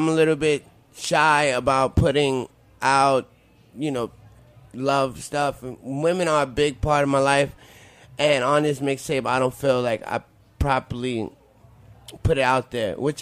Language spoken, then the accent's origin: English; New York City, New York, United States; I was born and raised in Williamsburg, South Side, South Second and Driggs, Williamsburg